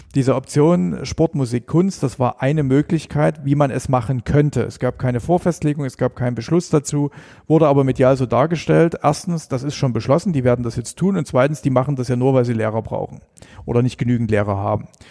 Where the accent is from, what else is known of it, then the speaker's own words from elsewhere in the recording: Elbhang, Saxony, Germany; ich bin ähm, am, am Elbhang groß geworden